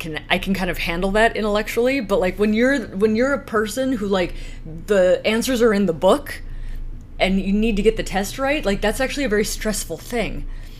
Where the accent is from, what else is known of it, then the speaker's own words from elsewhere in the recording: northern Minnesota, United States; I'm from northern Minnesota